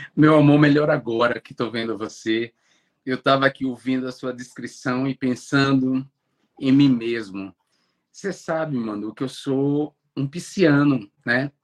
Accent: Alagoinhas, Bahia, Brazil; moved away; eu nasci em Alagoinhas, né, na Bahia

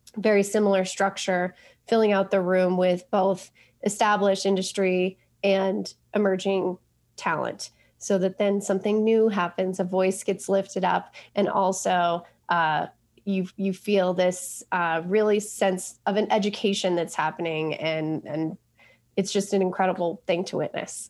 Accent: Colorado, United States; moved away; also born or lived in New York; I grew up in Colorado

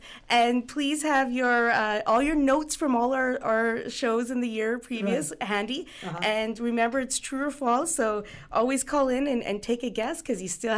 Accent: Punjab, India; Being Indian and Punjabi myself, I shouldn't butcher the last name.

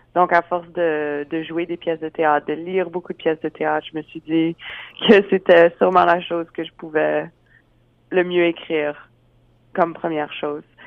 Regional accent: Regina, Saskatchewan, Canada; j'ai grandi à Regina.

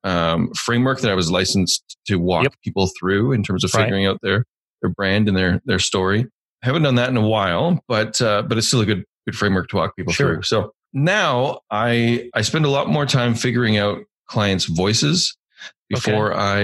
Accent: Canada; I'm Canadian

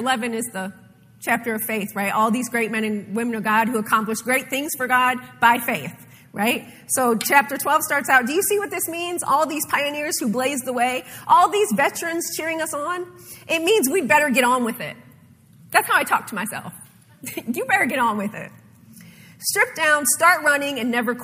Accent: Ohio and Michigan, Midwest, United States; moved away; being from the north, growing up in Ohio and Michigan

